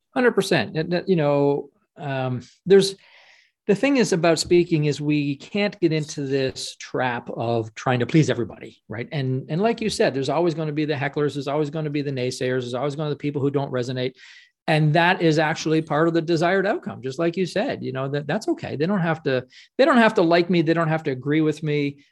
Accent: Ottawa, Ontario, Canada; I'm from Ottawa, Canada

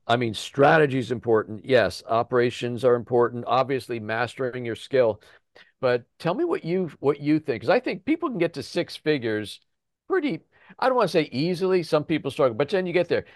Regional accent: Chester County, Pennsylvania, United States; we're from Chester County

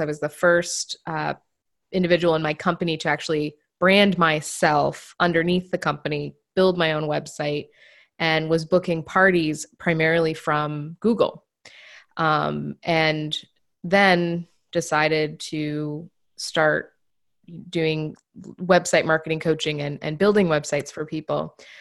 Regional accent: Maine, United States; moved away as an adult; now in New Hampshire, United States; I grew up in the, the deep woods of Maine.

